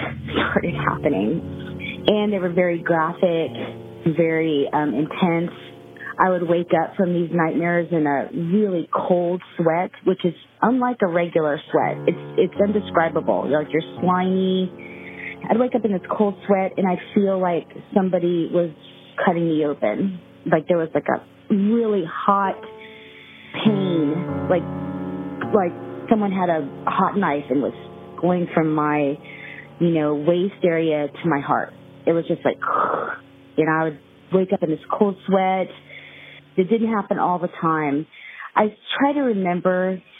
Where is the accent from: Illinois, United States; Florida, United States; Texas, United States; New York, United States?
Texas, United States; Laredo; I was born in Laredo